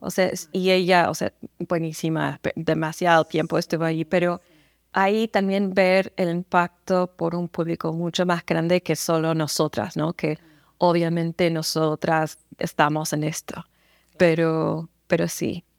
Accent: San Antonio, Texas, United States; Spanish is a second language; moved away; also born or lived in Kansas; yo crecí en San Antonio, entonces yo a mi alrededor, en los barrios en que crecí, había mucha gente siempre hablando español

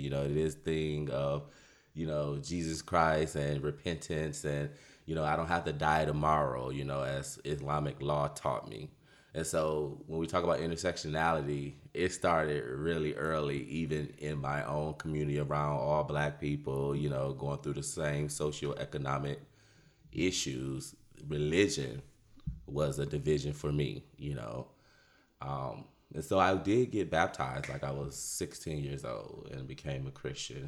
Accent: Detroit, Michigan, United States; now in Austin, United States; born and raised in Detroit, Michigan

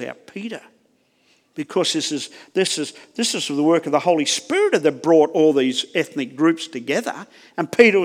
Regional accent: Australia; accent: Aussie; I have a challenge just with my accent. The Aussie accent. The lazy English Aussie accent.

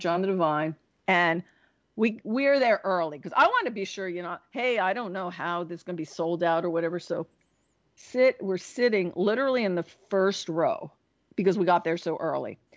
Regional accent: Clifton, New Jersey, United States; moved away as an adult; also born or lived in Pomfret Center, Connecticut; I was a really rebellious teenager growing up in New Jersey.

